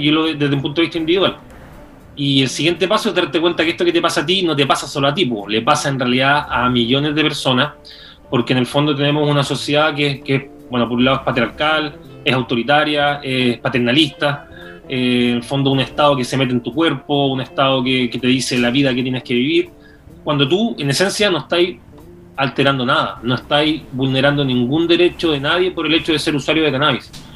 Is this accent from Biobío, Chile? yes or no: yes; Talcahuano, Biobío, Chile; also born or lived in Concepción; yo vengo de una población de Talcahuano